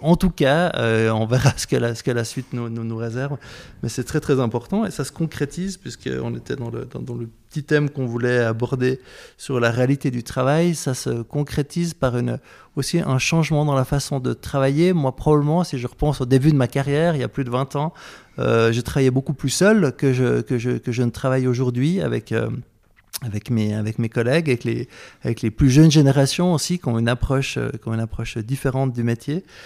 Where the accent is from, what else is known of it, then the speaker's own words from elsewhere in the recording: Vaud, Switzerland; Moi, je suis un vaudois